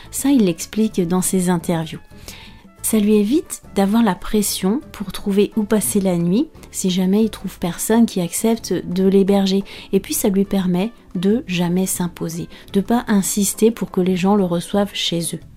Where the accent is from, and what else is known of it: France